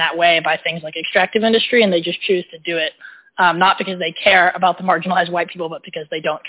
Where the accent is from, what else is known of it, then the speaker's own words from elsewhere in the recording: Southwest Virginia, United States; I'm from Southwest Virginia